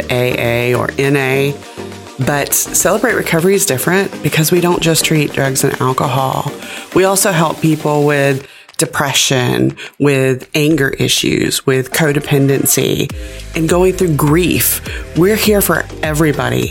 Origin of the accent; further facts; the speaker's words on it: Gadsden County, Florida, United States; I'm from Gadsden County. It's my home